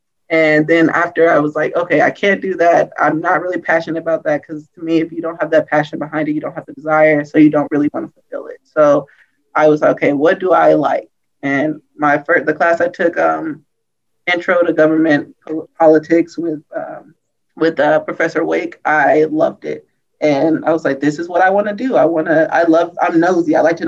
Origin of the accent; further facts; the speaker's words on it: St. Louis, Missouri, United States; I'm from St. Louis.